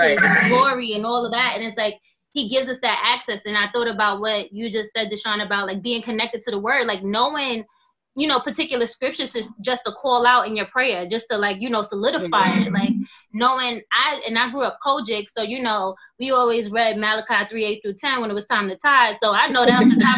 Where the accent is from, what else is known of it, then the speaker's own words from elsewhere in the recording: New York City, New York, United States; I'm from Brownsville